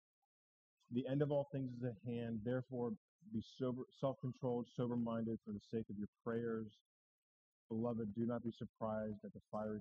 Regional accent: New Hampshire, United States; I'm from New Hampshire

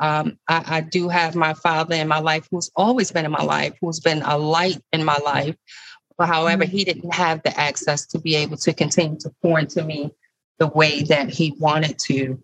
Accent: Baltimore, Maryland, United States; I'm a lifelong resident of Baltimore City. I grew up in Flag House Projects with my mom and my stepdad.

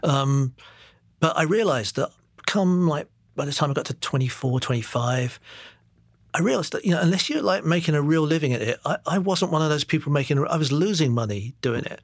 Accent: London, United Kingdom; moved away as an adult; also born or lived in Singapore / Enfield; now in New York, United States; I grew up in East London, Walthamstow

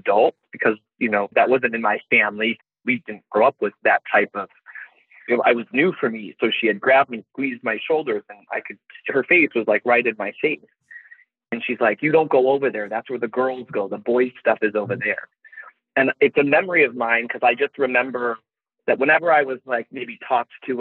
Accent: Chicago, Illinois, United States; growing up in Chicago or the suburbs of Chicago

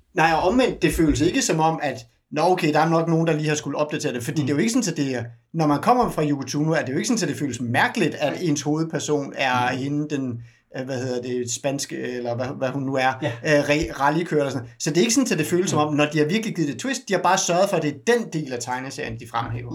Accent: Denmark; som dansker

